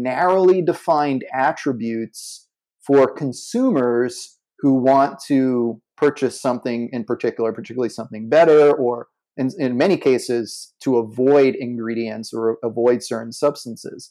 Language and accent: English; New York City, New York, United States; I grew up in New York City